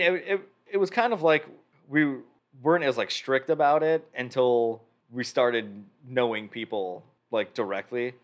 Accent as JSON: {"language": "English", "town": "Roselle", "region": "Illinois", "country": "United States", "tie": "born or raised there", "also_born_or_lived": "Chicago", "said": "I grew up in Roselle, so I did lessons at Roselle Music."}